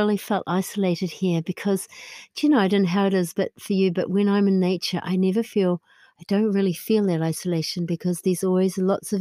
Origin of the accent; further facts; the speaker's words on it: New Zealand; moved away as an adult; now in County Clare, Ireland; I still feel very connected to New Zealand. I would say that I have two homes, really, in terms of physical home. I have New Zealand and I have here in Ireland, both